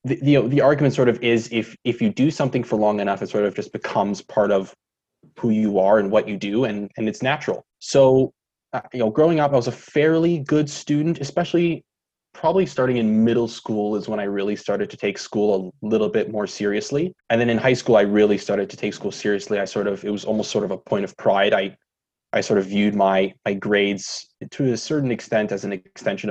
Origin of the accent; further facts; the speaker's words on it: Ottawa, Ontario, Canada; So I was born in Ottawa, Ontario. I would say I had a very typical middle-class Ottawa suburb upbringing.